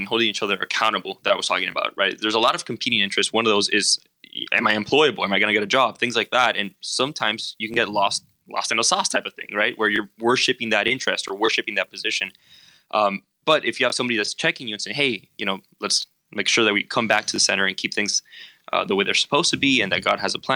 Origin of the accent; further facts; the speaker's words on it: Miami, Florida, United States; moved away as an adult; now in Chicago, United States; I came from Miami, Florida